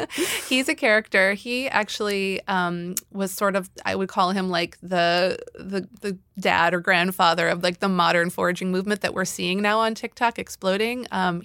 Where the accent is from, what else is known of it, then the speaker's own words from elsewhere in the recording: Chicago, Illinois, United States; I grew up in Chicago, and there are these like extensive alley systems, you know, behind the homes.